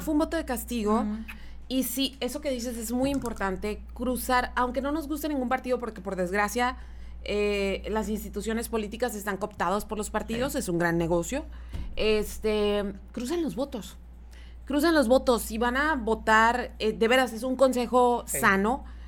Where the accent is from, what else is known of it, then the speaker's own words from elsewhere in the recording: Mexico; nosotros como mexicanos